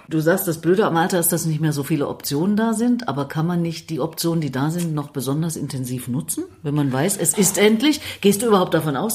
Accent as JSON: {"language": "German", "region": "East Germany", "country": "Germany", "tie": "born or raised there", "said": "Als Ossi bin ich ja ohne Religion aufgewachsen."}